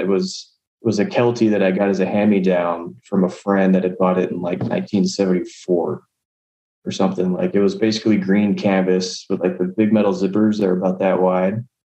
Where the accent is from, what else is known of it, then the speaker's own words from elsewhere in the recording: San Antonio, Texas, United States; I grew up in San Antonio